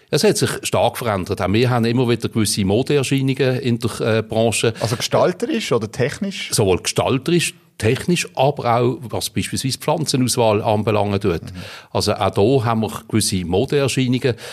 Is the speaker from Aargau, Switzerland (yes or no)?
no; Riehen, Basel-Stadt, Switzerland; Ich bin in Riechen aufgewachsen, jawohl. Geboren bin ich in Basel, aber aufgewachsen in Riechen.